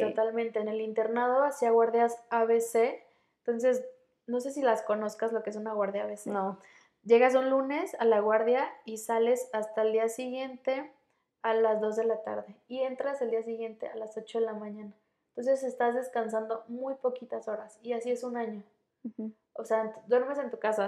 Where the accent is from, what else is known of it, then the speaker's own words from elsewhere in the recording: Morelia, Michoacán, Mexico; moved away as an adult; soy de Michoacán, soy de Morelia.